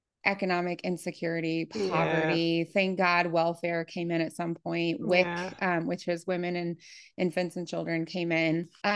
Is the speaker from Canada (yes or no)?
no; Appalachia, Midwest of the United States, United States; born or raised there; moved away as an adult; also born or lived in Germany